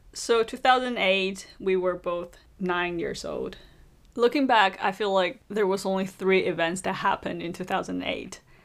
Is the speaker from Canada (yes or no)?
no; Beijing, China; I'm from Beijing